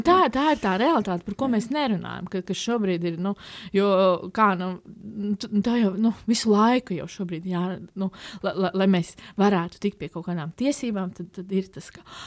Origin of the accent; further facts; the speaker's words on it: Ogre, Latvia; also born or lived in Riga; pārvācāmies uh, no Rīgas dzīvot uz, uh, uz manām bērnības mājām Ogrē